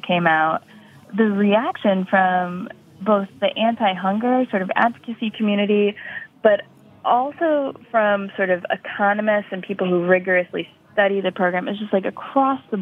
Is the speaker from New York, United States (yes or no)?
yes; upstate New York, United States; a grocery chain in my hometown. It's called Tops Markets. It's like a sort of regional chain in upstate New York